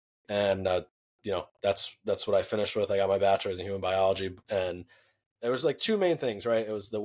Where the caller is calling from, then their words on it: New York, United States; right now I'm in New York and just hanging out with the family, ending the holidays